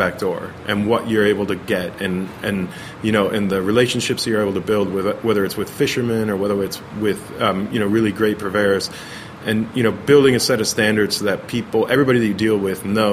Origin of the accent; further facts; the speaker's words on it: Pennington, New Jersey, United States; now in Los Angeles, United States; New Jersey. Yeah, born and raised.